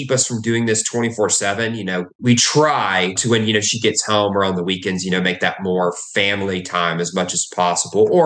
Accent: Texas, United States; also born or lived in Oklahoma; I was born in Oklahoma and I've grown up in Texas.

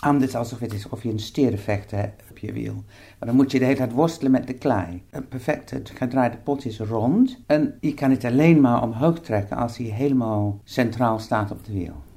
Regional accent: England, United Kingdom; accent: English; Dutch is a second language; moved away as an adult; now in Netherlands; Ik ben Engels, dat hoor je waarschijnlijk uit mijn accent. Maar ik woon al 40 jaar in Nederland bijna

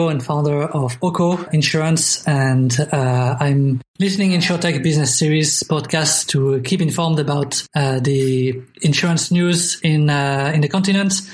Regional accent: Luxembourg; English is a second language; also born or lived in France / Singapore; I'm French and from Luxembourg, so I got two, two, two citizenships.

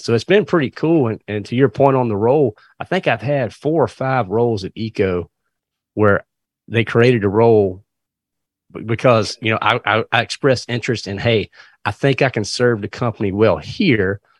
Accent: Virginia, United States; moved away as an adult; now in North Carolina, United States; I actually was born and raised in Virginia, but We were about two miles from the North Carolina line

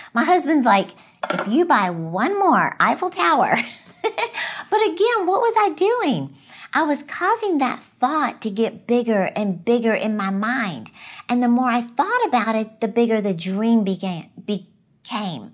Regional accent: Texas, United States; I'm from Texas

